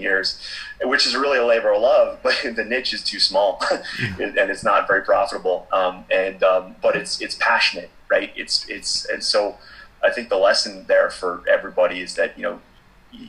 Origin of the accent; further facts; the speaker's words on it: Boston, Massachusetts, United States; I'm from Boston, born and raised, and both my parents were musicians